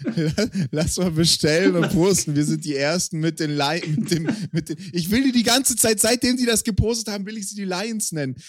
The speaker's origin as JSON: {"language": "German", "area": "Swabian and Baden", "region": "Baden-Württemberg", "country": "Germany", "accent": "mix of Swabian and Baden dialect", "said": "in meinem Dialekt, also so eine Mischung aus Schwäbisch und Badisch"}